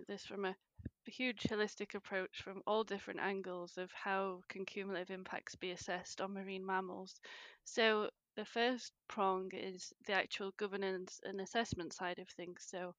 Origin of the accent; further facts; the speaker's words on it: England, United Kingdom; now in Scotland, United Kingdom; I'm from England, but live in Scotland now. I've lived in Scotland for the past 10 years.